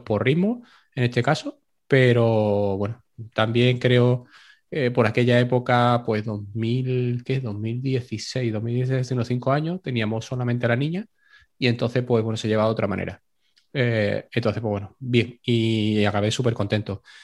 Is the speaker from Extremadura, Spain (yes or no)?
no; Seville, Andalusia, Spain; ni siendo sevillano